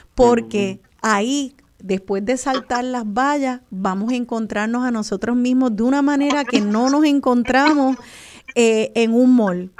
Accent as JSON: {"language": "Spanish", "country": "Puerto Rico", "said": "soy un boricua"}